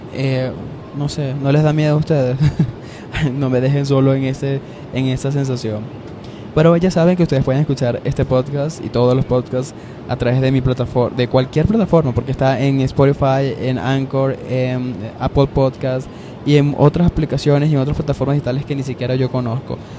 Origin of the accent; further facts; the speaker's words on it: Valencia, Carabobo, Venezuela; moved away as an adult; yo soy de Valencia, En la ciudad.